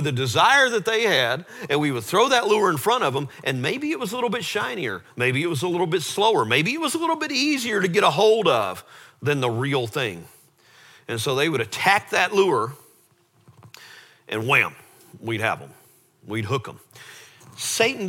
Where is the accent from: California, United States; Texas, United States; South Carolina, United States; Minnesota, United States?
Texas, United States; Lake Travis; we grew up on Lake Travis